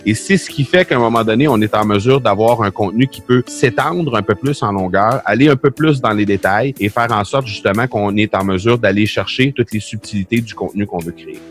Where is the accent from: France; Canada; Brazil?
Canada; chez nous au Canada